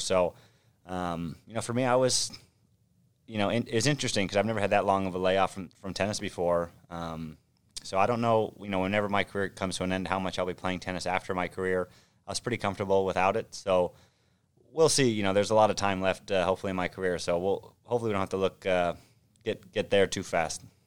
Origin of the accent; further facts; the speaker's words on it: Orange County, California, United States; also born or lived in Manhattan Beach, California; I grew up in Orange County, so just south of Los Angeles